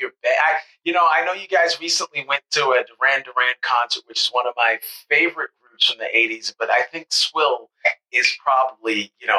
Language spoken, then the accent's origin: English; New York City, New York, United States; also born or lived in Bronx; I'm originally from Brooklyn